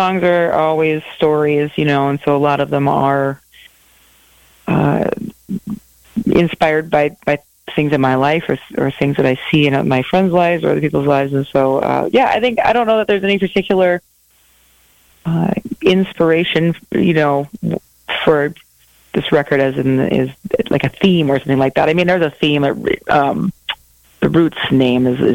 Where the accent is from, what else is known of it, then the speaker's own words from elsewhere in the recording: Wisconsin, United States; moved away as an adult; also born or lived in Minneapolis, Minnesota; I grew up in Wisconsin in a small town, and I moved to Minneapolis and lived there for almost 20 years